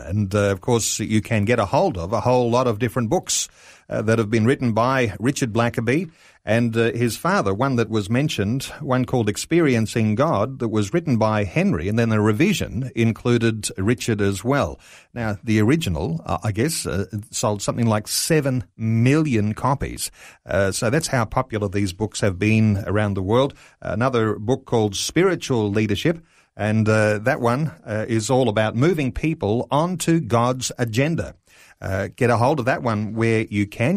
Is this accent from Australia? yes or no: yes; Australia; our culture here in Australia